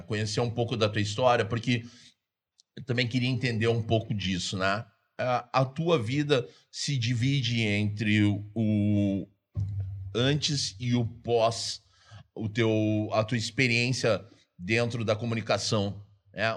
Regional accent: São Gabriel, Rio Grande do Sul, Brazil; also born or lived in Curitiba; Nasci no Batel em Curitiba, quando eu tava batendo pé, pé de Cusco, pé de cachorro, em São Gabriel

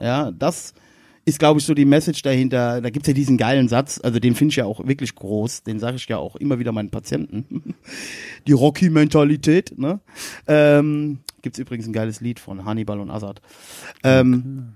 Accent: Westerwald, Rhineland-Palatinate, Germany; also born or lived in Erkelenz (family); bei uns im Westerwald

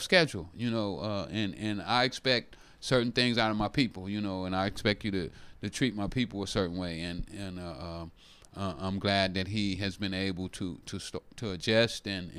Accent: Oakland, California, United States; oh, no, you don't like me because I'm from Oakland.

